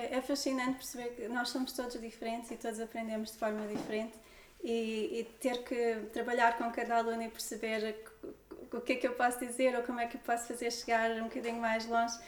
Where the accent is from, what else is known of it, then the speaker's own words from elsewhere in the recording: near Lisbon, Portugal; os meus avós já vieram para Lisboa e o meu pai também veio estudar para Lisboa e eu nasci, nasci aqui perto